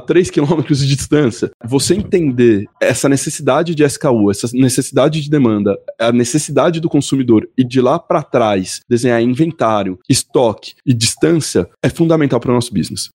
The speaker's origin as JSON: {"language": "Portuguese", "region": "São Paulo", "country": "Brazil", "also_born_or_lived": "Guaratinguetá / France", "said": "eu sou daqui, sou de São Paulo"}